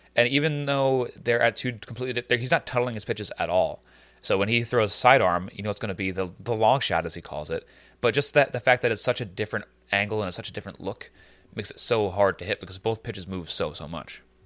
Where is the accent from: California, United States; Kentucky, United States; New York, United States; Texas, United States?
New York, United States; we're from fucking New York